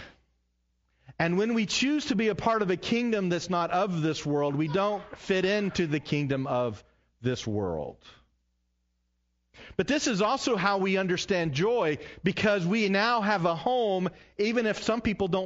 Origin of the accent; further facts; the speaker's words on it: the South, United States; growing up in the South like myself